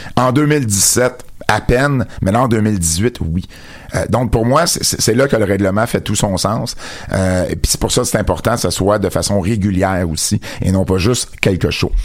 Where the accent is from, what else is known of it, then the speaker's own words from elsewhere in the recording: Jonquière, Quebec, Canada; accent: Jonquière accent; mon accent de Jonquière